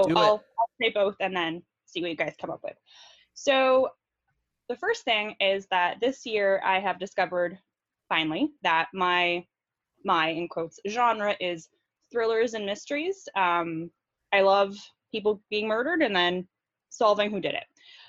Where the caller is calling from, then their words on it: San Jose, California, United States; I am calling from San Jose, California.